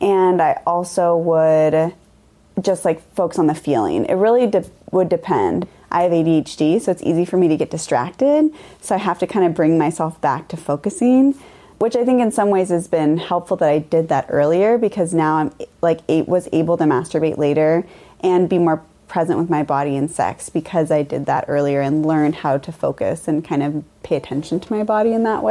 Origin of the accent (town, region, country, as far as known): Mount Vernon, Washington, United States; born or raised there